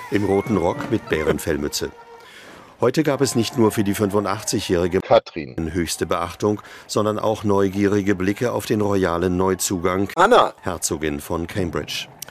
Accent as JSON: {"language": "German", "town": "Papenburg", "region": "Lower Saxony", "country": "Germany", "tie": "born or raised there", "said": "ich bin in Papenburg im Emsland aufgewachsen"}